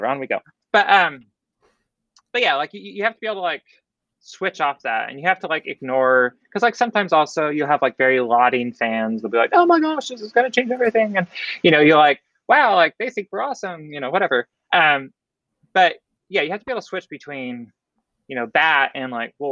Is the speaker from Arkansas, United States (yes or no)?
no; Oregon, United States; I grew up in the Northwest, so that's like in Oregon